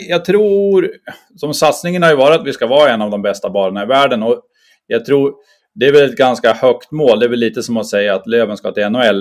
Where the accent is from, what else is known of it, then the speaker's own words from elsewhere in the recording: Bräcke, Jämtland, Sweden; moved away as an adult; now in Umeå, Sweden; jag är från, från Bräcke, mittemellan Östersund och Sundsvall